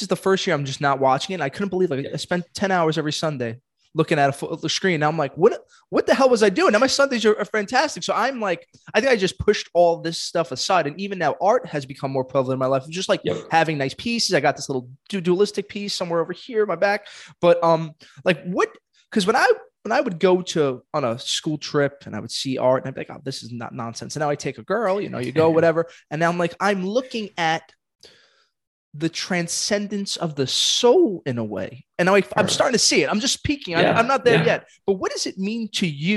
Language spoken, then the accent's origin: English; New York City, New York, United States; I'm a kid from Brooklyn